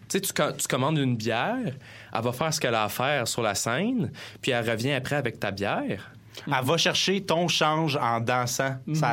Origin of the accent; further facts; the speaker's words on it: Granby, Quebec, Canada; parce qu'on vient de Granby puis on n'a pas la chance d'avoir tous ces beaux établissements-là à